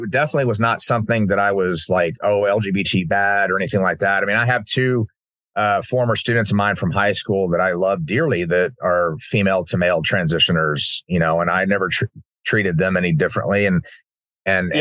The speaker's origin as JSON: {"language": "English", "town": "Uvalde", "region": "Texas", "country": "United States", "tie": "born or raised there", "said": "having my small little world that growing up in Uvalde"}